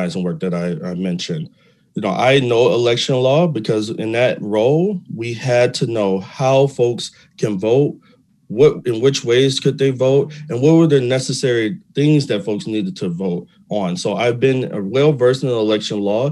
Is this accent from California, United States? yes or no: no; Detroit, Michigan, United States; I'm a Detroit native, born and raised on the East Side